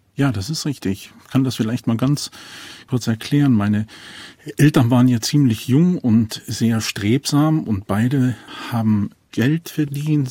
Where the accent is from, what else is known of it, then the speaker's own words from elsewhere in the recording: Germany; accent: Prussian Romanes; Ich persönlich, ich bin ein preußischer Sinto